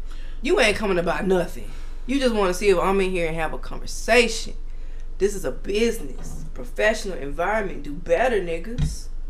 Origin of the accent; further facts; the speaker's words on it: Birmingham, Alabama, United States; I was born in Birmingham, Alabama, UAB Hospital. I grew up in Cooper Green Projects. They renovated them hoes. We got sent to Lubman Village.